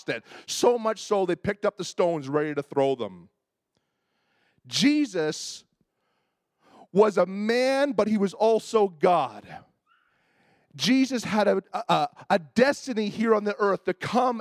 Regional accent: Toronto, Ontario, Canada; I grew up in Toronto

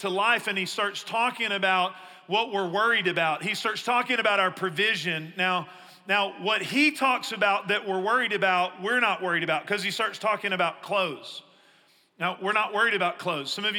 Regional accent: East Texas, United States; I grew up in East Texas where we had trees

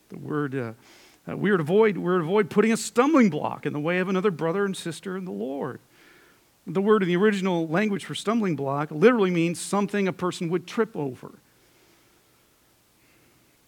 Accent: United States

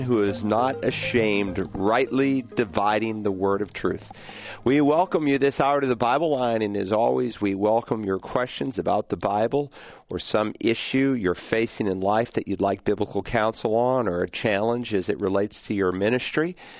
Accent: New England, United States; the area of New England where I grew up

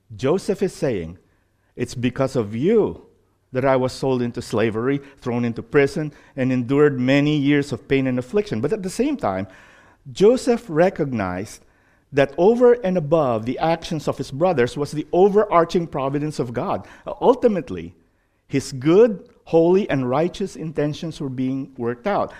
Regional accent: Philippines; moved away; growing up in the Philippines

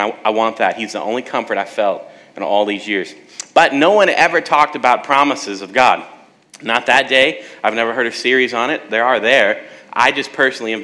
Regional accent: South Texas, United States; moved away; also born or lived in San Antonio / Alaska; I'm from Texas, South Texas

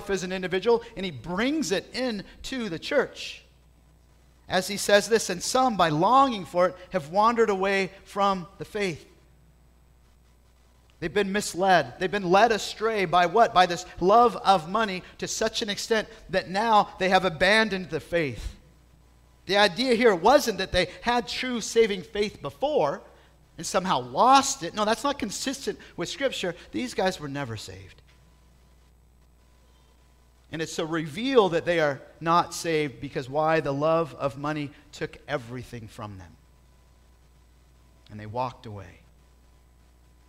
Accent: South Bay, California, United States; growing up in the South Bay where I was

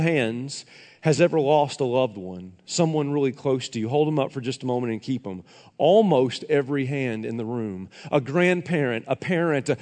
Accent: Tennessee, United States; moved away; I was back in my hometown in Tennessee

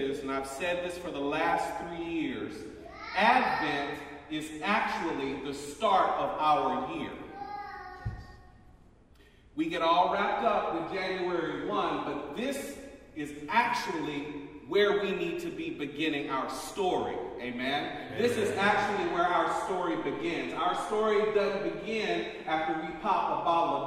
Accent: the South, United States; moved away; I'm from the South

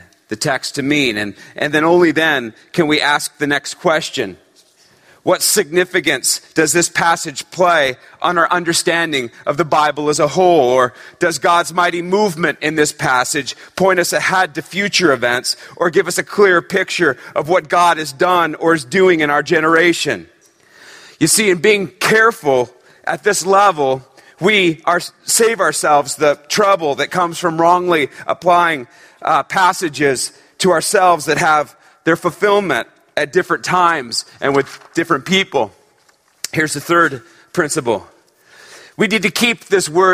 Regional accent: Northern California, United States; I grew up in Northern California

